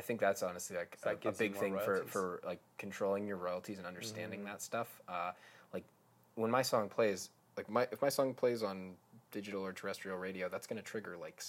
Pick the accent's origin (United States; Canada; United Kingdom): Canada; It's an interesting thing being like a Canadian musician.